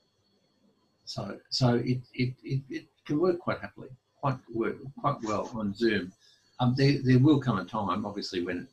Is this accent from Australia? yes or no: yes; Brisbane, Queensland, Australia; I grew up in Brisbane and did the schooling thing and whatever, and went to uni